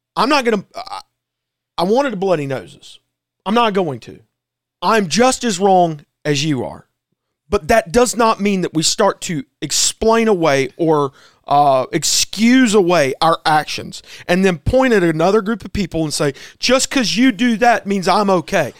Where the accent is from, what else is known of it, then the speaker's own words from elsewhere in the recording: South Carolina, United States; as an American and as a South Carolinian